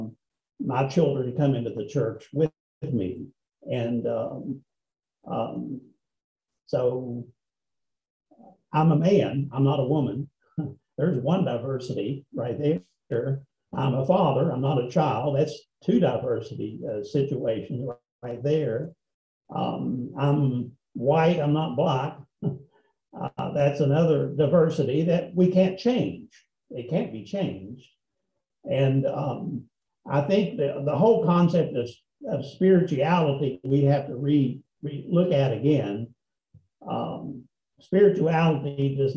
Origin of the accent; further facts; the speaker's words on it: Appalachia, United States; I was born in Appalachia, which in some ways was a minority group, rather poor coal miners.